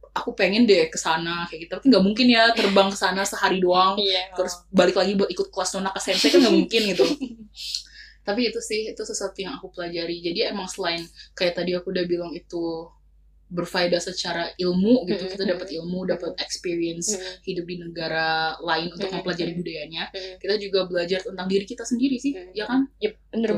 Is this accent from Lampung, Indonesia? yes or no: no; Yogyakarta, Special Region of Yogyakarta, Indonesia; aku kan anak Jogja. Mm-hmm. Aku kuliah di Jogja